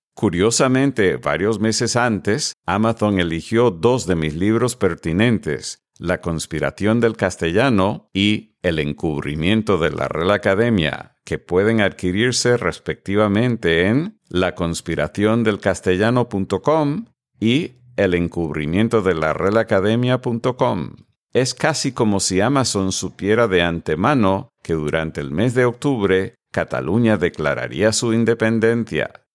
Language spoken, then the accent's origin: Spanish; Connecticut, United States; first language English; Spanish is a second language; now in Coral Gables, United States; yo soy de Connecticut